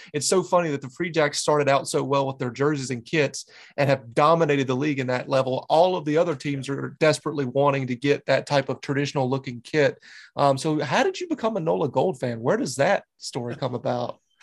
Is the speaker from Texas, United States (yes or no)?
no; Charlotte, North Carolina, United States; moved away as an adult; now in New England, United States; I grew up around Charlotte